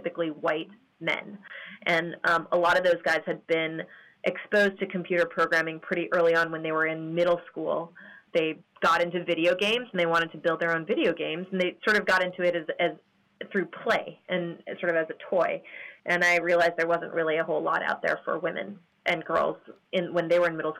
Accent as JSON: {"language": "English", "town": "Honolulu", "region": "Hawaii", "country": "United States", "tie": "born or raised there", "said": "I grew up in Honolulu, Hawaii"}